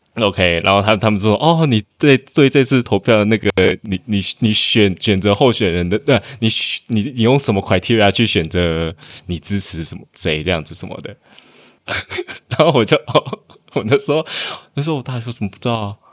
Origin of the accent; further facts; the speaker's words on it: Taiwan; now in Malaysia; 我有回台湾投过一次总统，我还读大学的时候。我那时候好像刚二十，二十还二一